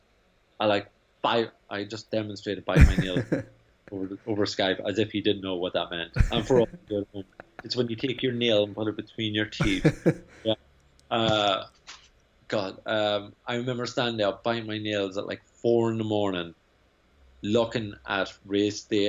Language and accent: English; Ireland; now in New York, United States; I'm a very pasty, white, fair-haired Irishman